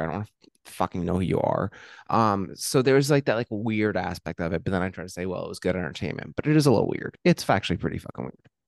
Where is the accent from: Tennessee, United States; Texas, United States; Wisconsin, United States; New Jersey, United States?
New Jersey, United States; Hillsborough; I'm from Hillsboro